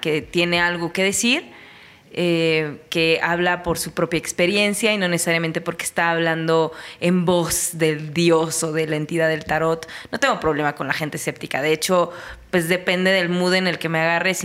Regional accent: State of Mexico, Mexico; soy una chica eh, mexiquense

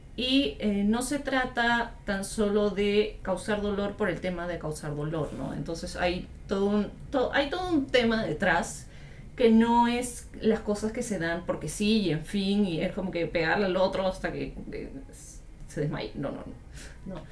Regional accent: Peru; mi país, Perú

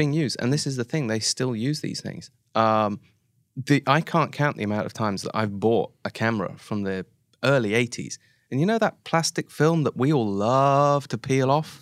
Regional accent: Oxford, South East England, United Kingdom; moved away as an adult; now in Japan; I'm from Oxford in the U K

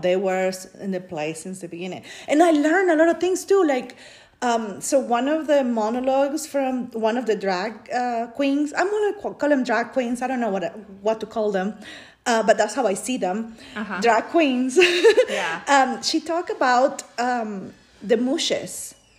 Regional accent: Peru; English is a second language; moved away as an adult; now in United States; I grew up in Peru

